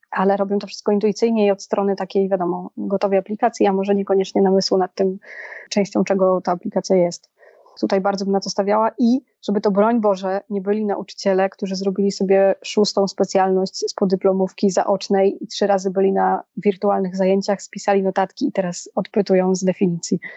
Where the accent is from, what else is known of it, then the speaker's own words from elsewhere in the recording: Poland; now in Warsaw, Poland; ja się wychowałam w mieście 20-tysięcznym, a sama jestem w Warszawie